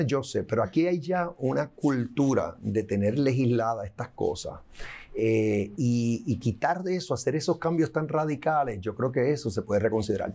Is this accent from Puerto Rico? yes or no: yes; Puerto Rico